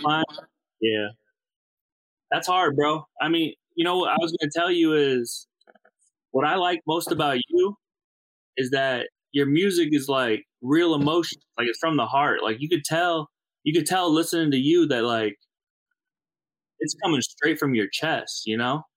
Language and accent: English; St. Louis, Missouri, United States; I'm from the Midwest. I'm from uh, St. Louis